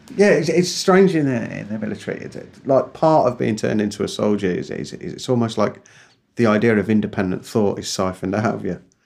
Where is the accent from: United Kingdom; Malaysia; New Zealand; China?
United Kingdom; England; now in Northern Ireland; I think of myself as an Englishman who lives in Ireland